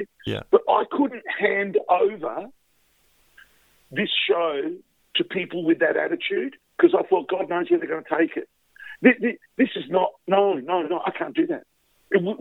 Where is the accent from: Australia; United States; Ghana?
Australia; Adelaide, South Australia; I'm from Adelaide